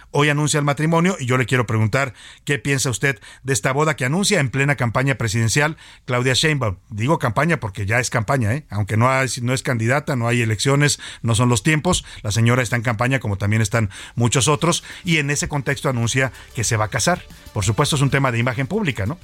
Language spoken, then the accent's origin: Spanish; Mexico; lo laboriosos y, dedicados que somos los mexicanos